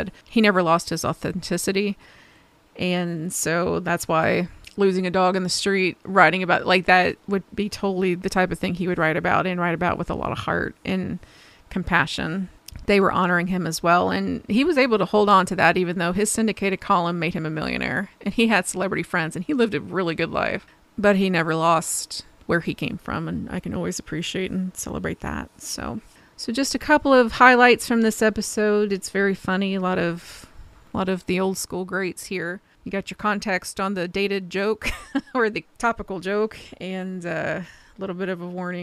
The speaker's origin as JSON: {"language": "English", "region": "Ohio", "country": "United States", "said": "Ohio, my home state."}